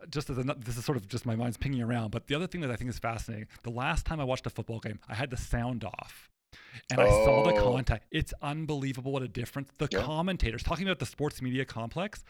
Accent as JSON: {"language": "English", "town": "Toronto", "region": "Ontario", "country": "Canada", "tie": "born or raised there", "said": "I'm a Canadian kid. I grew up in Toronto"}